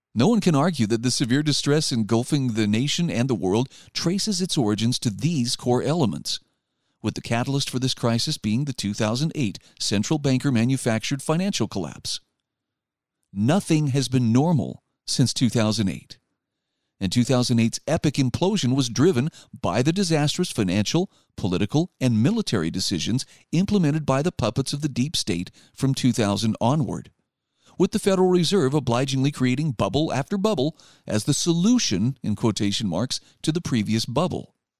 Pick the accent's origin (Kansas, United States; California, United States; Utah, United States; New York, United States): Utah, United States; my home state of Utah